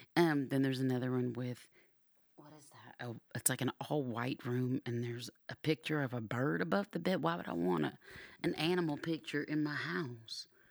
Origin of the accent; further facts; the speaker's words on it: Georgia, United States; now in Arizona, United States; I grew up in Georgia